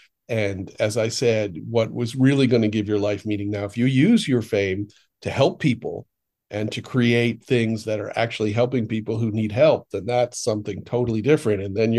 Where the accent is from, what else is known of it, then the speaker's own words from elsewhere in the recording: Boston, Massachusetts, United States; I'm from Boston.